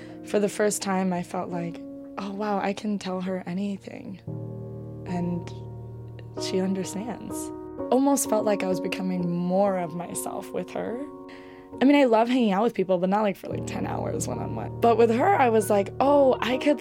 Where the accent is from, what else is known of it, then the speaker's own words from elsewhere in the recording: Bay Area, California, United States; now in New York City, United States; I grew up in the Bay Area.